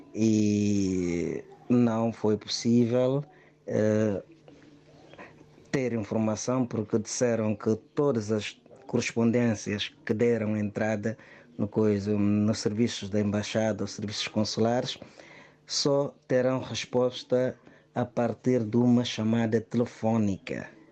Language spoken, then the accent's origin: Portuguese; Guinea-Bissau; sou guineense, casado com uma portuguesa há mais de três anos